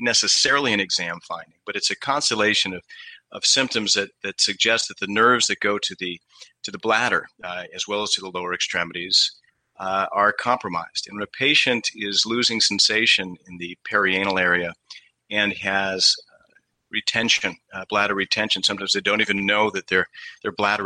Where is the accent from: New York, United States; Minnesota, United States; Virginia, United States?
New York, United States; Western; moved away as an adult; also born or lived in New Haven, Connecticut / Pittsburgh; now in Maine, United States; I'm originally not from Maine. I'm from Western New York